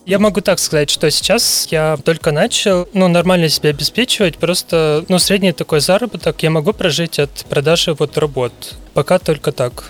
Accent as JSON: {"language": "Russian", "town": "Ussuriysk", "region": "Primorsky Krai", "country": "Russia", "tie": "born or raised there", "also_born_or_lived": "Vladivostok", "said": "я родился в Уссурийске, отучился в Приморском Кривом э, художественном училище"}